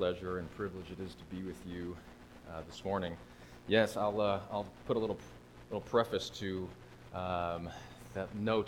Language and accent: English; Connecticut, United States; I'm from Connecticut, so I feel like I'm at home a bit with the snow and the trees